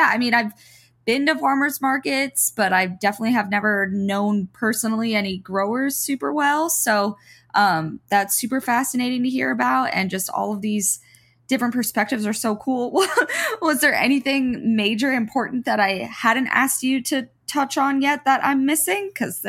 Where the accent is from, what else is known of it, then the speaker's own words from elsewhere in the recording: Florida, United States; But I had never, like I said, growing up in South Florida, been on farms or had anything to do with that.